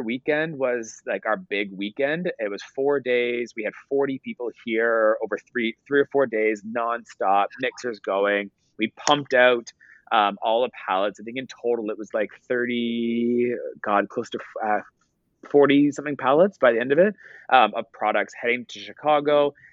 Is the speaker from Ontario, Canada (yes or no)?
yes; Ottawa, Ontario, Canada; also born or lived in Toronto; I hired my family because I'm from Ottawa, so I hired all my family.